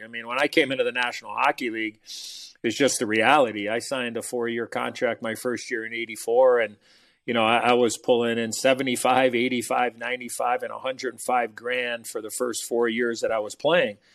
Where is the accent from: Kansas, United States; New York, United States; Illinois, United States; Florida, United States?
Illinois, United States; Chicago; I was a Chicago kid, I lived and died with the Blackhawks